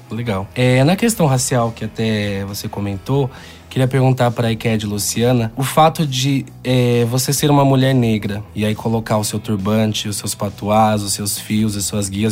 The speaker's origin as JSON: {"language": "Portuguese", "town": "Valinhos", "region": "São Paulo", "country": "Brazil", "tie": "born or raised there", "said": "Sou nascido em Valinhos"}